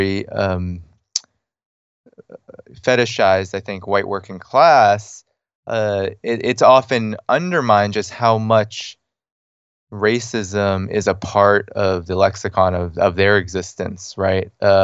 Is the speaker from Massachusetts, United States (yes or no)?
yes; Boston, Massachusetts, United States; Yeah, I grew up in the Boston area, actually.